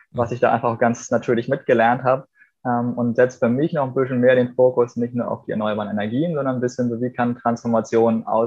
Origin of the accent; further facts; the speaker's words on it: Graubünden, Switzerland; Wir haben äh, in den 90ern als Bündner halt schon, schon ganz natürlich mit groß geworden, dass wir eine Solarthermieanlage hatten, um warm Wasser zu machen